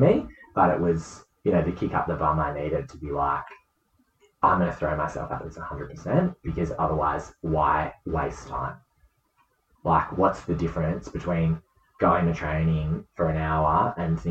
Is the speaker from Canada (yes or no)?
no; Western Australia, Australia; as an Australian netballer, as a WA netballer